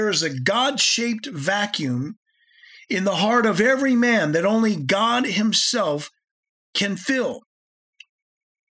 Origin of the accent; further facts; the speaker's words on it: United States; I'm speaking as an American